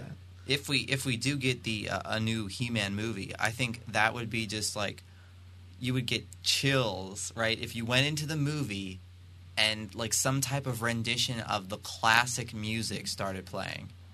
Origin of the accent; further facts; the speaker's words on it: Pennsylvania, United States; I'm from Pennsylvania